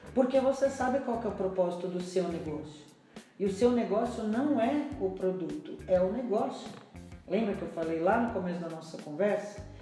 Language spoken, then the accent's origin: Portuguese; Brazil; eu sou muito brasileira